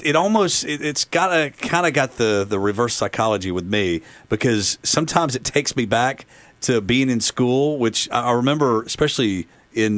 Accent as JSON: {"language": "English", "town": "Chattanooga", "region": "Tennessee", "country": "United States", "tie": "born or raised there", "said": "I'm born and raised in East Brainerd."}